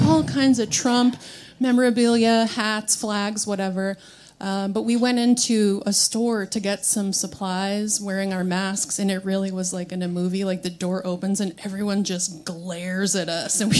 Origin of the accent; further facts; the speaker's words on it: Arizona, United States; Arizona, where I grew up